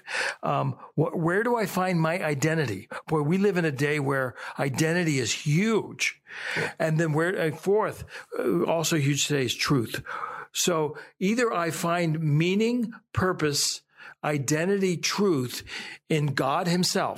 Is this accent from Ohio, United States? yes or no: yes; Youngstown, Ohio, United States; I grew up in the Warren Youngstown area